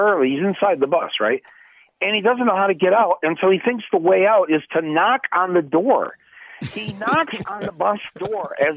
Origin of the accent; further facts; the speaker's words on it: Flint, Michigan, United States; there's a big difference between growing up in Flint and growing up in Ann Arbor. And had I grown up just 60 miles to the south of Flint